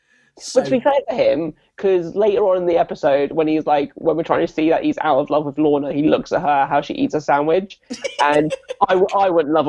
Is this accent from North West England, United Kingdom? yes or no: no; South West England, United Kingdom; Like, I know, again, I grew up in the Southwest. It was a very sheltered.